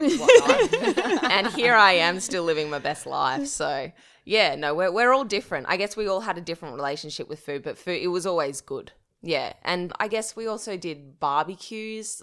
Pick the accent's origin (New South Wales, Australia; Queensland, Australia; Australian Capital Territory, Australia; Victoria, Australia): New South Wales, Australia; Dubbo; I'm from Dubbo, a regional town, which is, I guess, five hours drive from Sydney. I was born and bred there